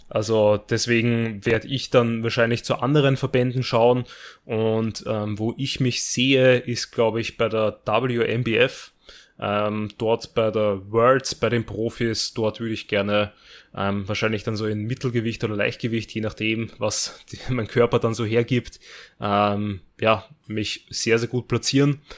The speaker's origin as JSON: {"language": "German", "country": "Austria", "said": "bei uns in Österreich"}